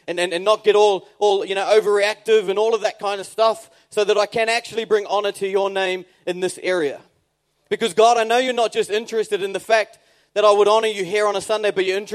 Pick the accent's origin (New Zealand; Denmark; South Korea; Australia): New Zealand; moved away; I'm a New Zealander